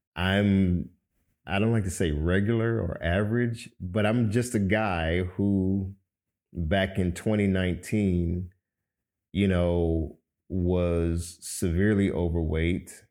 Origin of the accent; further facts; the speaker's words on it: Miami, Florida, United States; moved away as an adult; now in Atlanta, United States; I'm originally from Miami, Florida, born to a Cuban father and a Jamaican mother